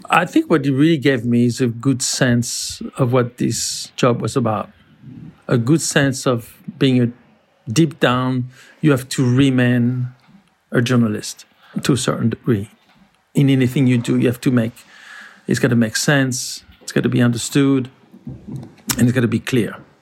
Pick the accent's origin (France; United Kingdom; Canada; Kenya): France; moved away as an adult; also born or lived in Paris; now in New York, United States; I grew up in France